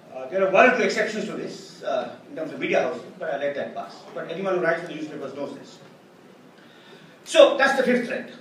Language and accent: English; Karnataka, India; Bellary in my home state